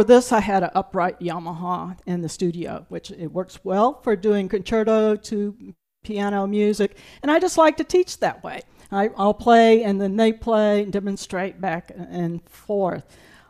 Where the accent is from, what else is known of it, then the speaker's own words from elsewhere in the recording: Burton, South Carolina, United States; I grew up in the Low Country of South Carolina. Up until the time I was in first grade, we lived in the town of Burton.